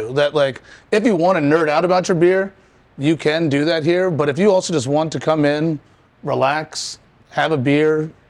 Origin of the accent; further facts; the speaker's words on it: Richmond, Virginia, United States; I'm from Richmond. I'm raised here, moved away